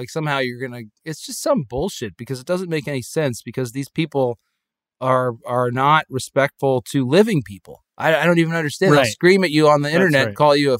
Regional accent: Connecticut, United States; these people I grew up among in Connecticut, they have these like rules, and they're all meant to control people.

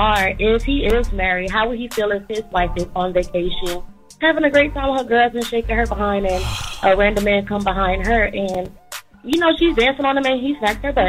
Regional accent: New York, United States; now in Savannah, United States; We're from New York, but we just relocated to Savannah.

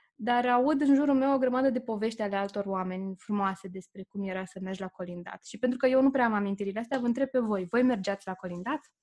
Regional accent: Bucharest, Romania; moved away as an adult; trăind la București, la bloc

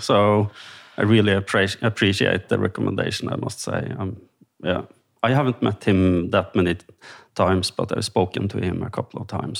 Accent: Trøndelag, Norway; I'm from Trøndelag, and that's a region in Norway, which is in the middle part of Norway. Live close to a small city called Steinkjer, where I work as a lawyer.

